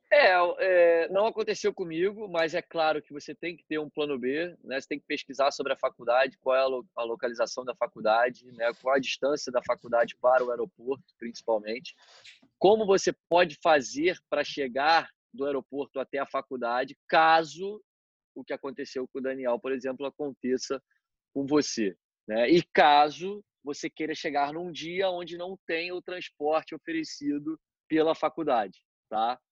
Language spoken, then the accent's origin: Portuguese; Brazil; nós como brasileiros é, pela nossa cultura desse negócio do jeitinho